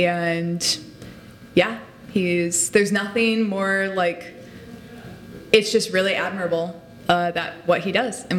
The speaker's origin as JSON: {"language": "English", "region": "Illinois", "country": "United States", "tie": "born or raised there", "accent": "Chicago", "said": "So I grew up outside of Chicago. I've lost the accent quite a bit. It's still there sometimes."}